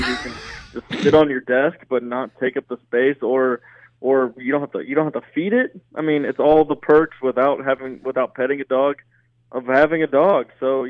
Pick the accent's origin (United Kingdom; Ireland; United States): United States; Platte City, Missouri; also born or lived in Hays, Kansas; now in St. Joseph, United States; born and raised in Platte City, just north of Kansas City. Spent my entire life in Missouri. I worked for 14 months out in Hayes, Kansas.